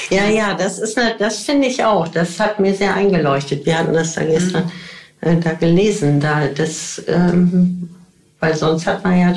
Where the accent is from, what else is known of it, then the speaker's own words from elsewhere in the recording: Rhineland, Germany; wir kommen eben alle aus dem Rheinland ne?